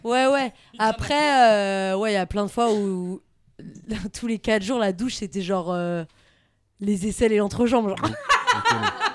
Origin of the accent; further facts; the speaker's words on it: France; accent: French accent and Southern US accent when speaking English; also born or lived in United States; Un accent français